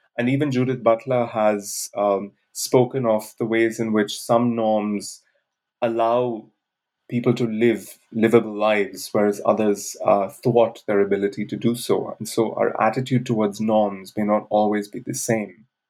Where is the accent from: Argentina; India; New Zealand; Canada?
India; moved away as an adult; also born or lived in Bangalore; I grew up in India where I lived till the age of 23